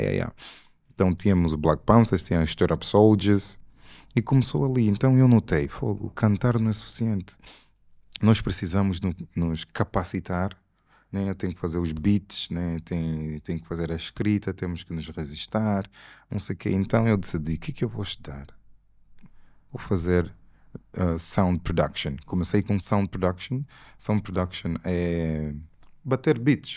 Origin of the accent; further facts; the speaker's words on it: Scotland, United Kingdom; also born or lived in Angola / Portugal / England; cresci a minha vida toda no Reino Unido, entre Inglaterra e Escócia